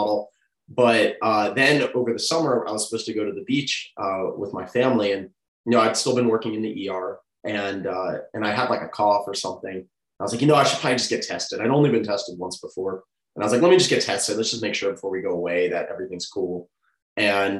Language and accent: English; Atlanta, Georgia, United States; also born or lived in Augusta; I grew up in Atlanta